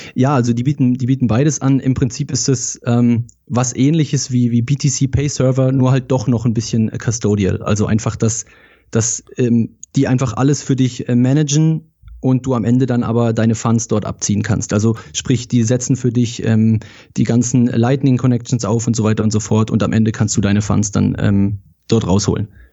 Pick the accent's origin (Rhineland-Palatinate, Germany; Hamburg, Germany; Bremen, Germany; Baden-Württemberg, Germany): Baden-Württemberg, Germany; Rheinfelden; Ich komme ganz aus dem Süden, äh, aus Deutschland, aus Rheinfelden